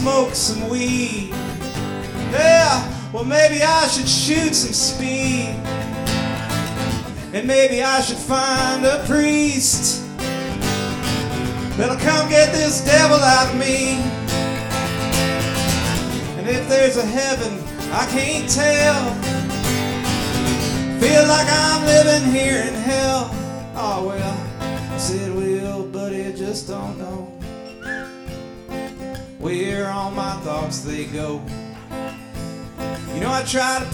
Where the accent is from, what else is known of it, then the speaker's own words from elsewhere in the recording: Chesterfield, Missouri, United States; I grew up in Chesterfield